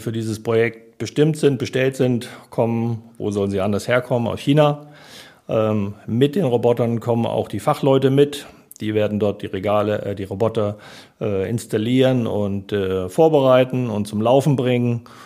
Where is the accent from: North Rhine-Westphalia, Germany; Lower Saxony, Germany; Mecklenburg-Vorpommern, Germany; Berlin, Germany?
Lower Saxony, Germany; Harburg district; moved away as an adult; also born or lived in Munich; now in Hamburg, Germany; Landkreis Harburg, da komme ich her